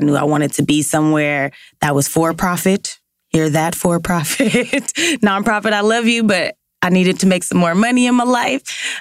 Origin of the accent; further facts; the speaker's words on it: Los Angeles, California, United States; working in South LA, growing up in South LA.